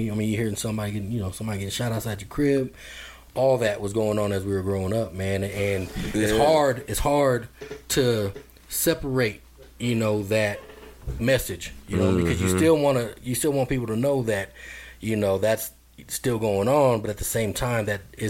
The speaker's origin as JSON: {"language": "English", "town": "Denver", "region": "Colorado", "country": "United States", "tie": "born or raised there", "said": "growing up in Park Hill"}